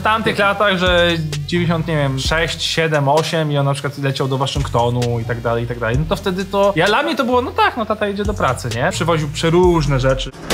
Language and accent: Polish; Warsaw, Masovian Voivodeship, Poland; wychowałem się na warszawskich Jelonkach, na Bemowie